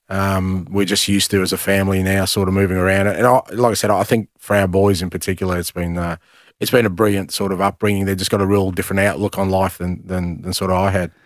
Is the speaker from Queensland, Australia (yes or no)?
no; Melbourne, Victoria, Australia; moved away as an adult; also born or lived in Greece; now in Glasgow, United Kingdom; I grew up in Australia